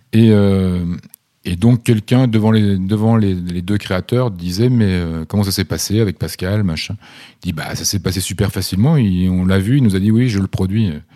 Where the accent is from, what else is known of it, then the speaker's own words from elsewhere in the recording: Vosges, Grand Est, France; dans les Vosges, là d'où je viens